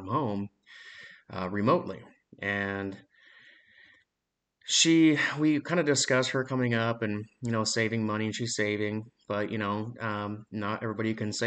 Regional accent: Spokane, Washington, United States

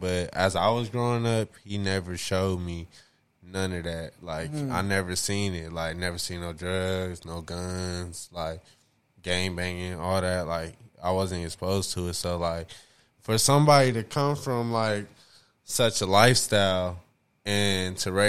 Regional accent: Washington, District of Columbia, United States; You're from D.C. D.C.

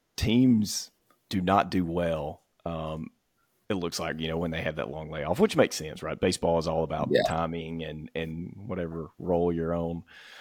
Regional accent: Mississippi, United States; I'm at my buddy Callum in Dallas watching Tottenham. I'm from Mississippi.

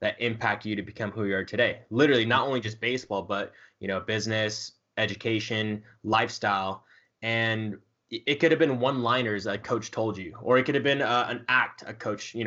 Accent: Southern California, United States; I'm from Southern California

